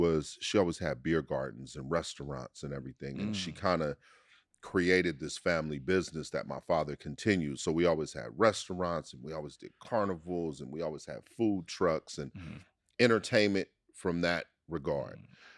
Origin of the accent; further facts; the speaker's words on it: New Orleans, Louisiana, United States; born there; also born or lived in New York / Los Angeles / Oakland / Richmond; I lived in New York. I was born in New Orleans. I lived